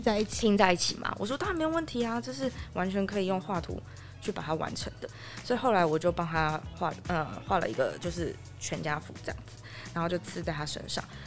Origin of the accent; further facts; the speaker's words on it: Yilan, Yilan County, Taiwan; 我从小是在宜兰长大